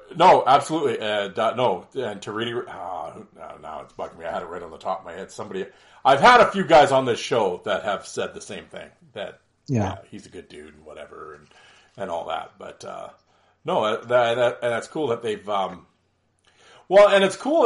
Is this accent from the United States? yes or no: no; Canada